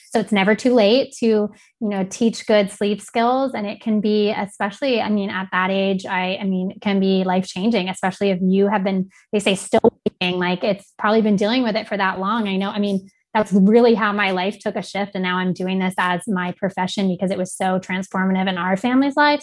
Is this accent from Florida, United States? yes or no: yes; Gulf Coast of Florida, United States; also born or lived in Austin, Texas; now in Rochester, United States; I grew up in the Gulf Coast of Florida